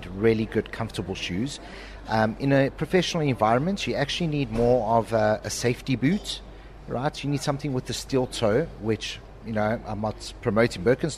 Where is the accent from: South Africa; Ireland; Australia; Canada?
South Africa; accent: South African; moved away as an adult; also born or lived in Madeira, Portugal; now in Dubai, United Arab Emirates; moved over to South Africa when I was 2.5 years old